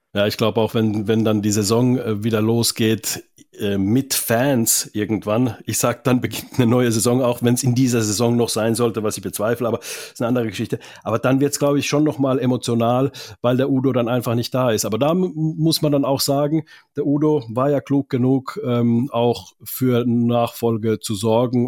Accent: Finland; now in Germany; Ich komme ja aus Finnland

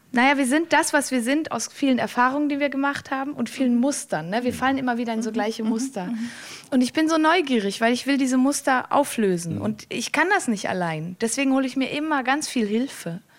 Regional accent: Valais, Switzerland; Ich bin aus dem Wallis, meine Familie ist da, das war immer schon

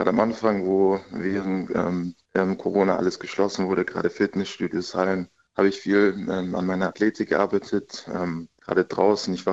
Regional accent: Reutlingen, Baden-Württemberg, Germany; also born or lived in Munich; now in Karlsruhe, Germany; Ich meine, ich komme eigentlich aus Reutlingen, ist eine etwas kleinere Stadt, München dann noch etwas größer, aber jetzt Karlsruhe finde ich ist eigentlich eine recht gute Größe als Stadt.

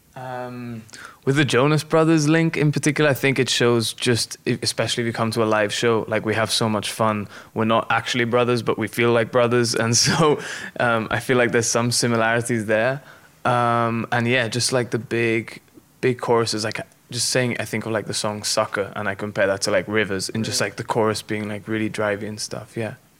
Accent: Gibraltar; moved away as an adult; now in Nashville, United States; I come from Gibraltar and there's no street called like Music Circle.

